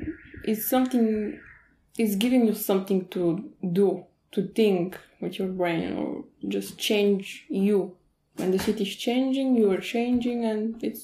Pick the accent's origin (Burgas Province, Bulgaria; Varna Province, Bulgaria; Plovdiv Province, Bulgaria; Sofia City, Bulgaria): Plovdiv Province, Bulgaria; Plovdiv; Okay, hello … I'm from Plovdiv. I live here and I grew up here.